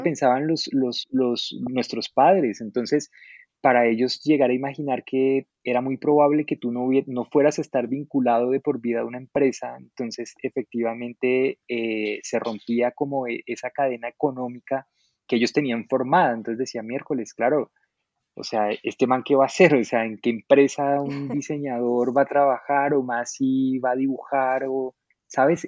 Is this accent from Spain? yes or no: no; Suatá, Boyacá, Colombia; moved away as an adult; also born or lived in Bogotá; yo soy, bueno, colombiano, yo soy de un municipio, em, pues soy oriundo, como decimos acá, yo, yo nací en un municipio muy muy pequeño de Boyacá em, que se llama Suatá